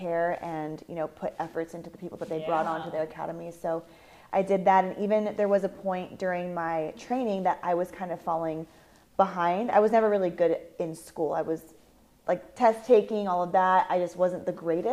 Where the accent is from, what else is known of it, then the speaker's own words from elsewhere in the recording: Palm Desert, California, United States; moved away as an adult; also born or lived in San Diego / Los Angeles / Orange County; now in Las Vegas, United States; I grew up in Palm Desert, and it's a small town.